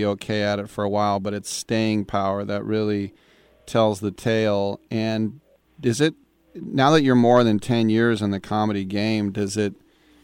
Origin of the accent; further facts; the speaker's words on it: Richmond, California, United States; I'm from Richmond